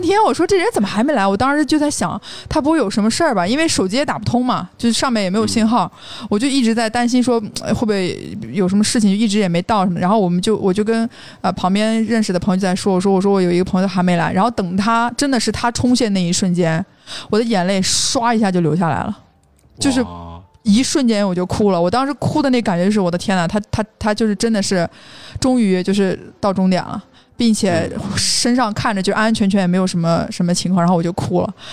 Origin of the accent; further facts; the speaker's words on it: Xinjiang, China; 我从小在新疆长大